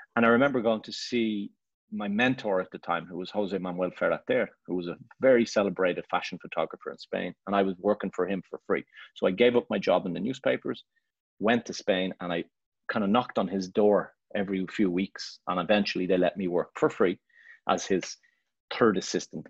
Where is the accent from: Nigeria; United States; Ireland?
Ireland; moved away as an adult; also born or lived in Barcelona; I'm Irish and I'm proud to be Irish and I love Ireland.